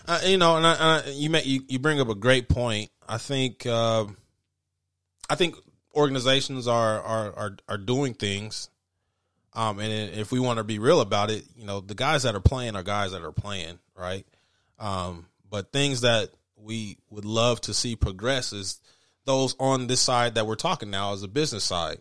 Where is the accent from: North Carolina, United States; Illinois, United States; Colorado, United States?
Colorado, United States; Denver; growing up in Denver